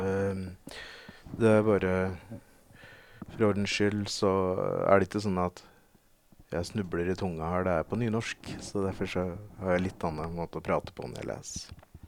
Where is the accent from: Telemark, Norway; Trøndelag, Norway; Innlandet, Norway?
Innlandet, Norway; Veldre; moved away as an adult; now in Oslo, Norway; Jeg flytta fra Veldre ikke lenge etter.